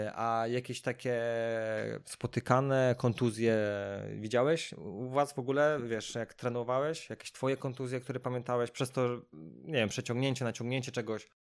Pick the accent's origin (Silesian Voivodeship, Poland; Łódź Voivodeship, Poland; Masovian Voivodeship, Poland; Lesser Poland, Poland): Masovian Voivodeship, Poland; Sochaczew; ja z Sochaczewa jestem